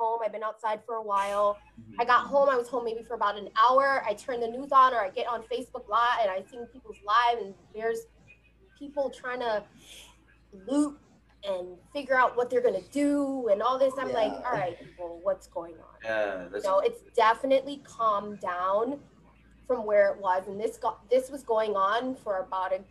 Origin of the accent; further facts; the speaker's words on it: Hawaii, United States; now in New York, United States; growing up in Hawaii